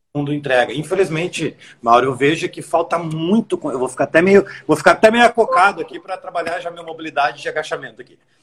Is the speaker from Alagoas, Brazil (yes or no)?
no; Rio Grande do Sul, Brazil; Eu sou gaúcho, falo tu